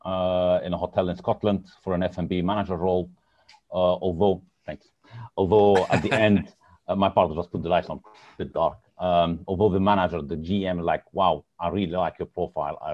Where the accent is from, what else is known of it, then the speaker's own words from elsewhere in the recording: Egypt; moved away as an adult; also born or lived in Lebanon / Switzerland / United States / Dubai; now in United Kingdom; I'm originally from Lebanon. However, I was born in Egypt. I studied in Egypt